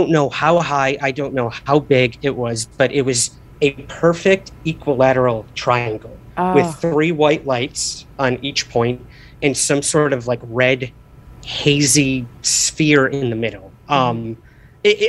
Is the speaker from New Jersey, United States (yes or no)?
no; Syracuse, New York, United States; I'm originally from Syracuse, New York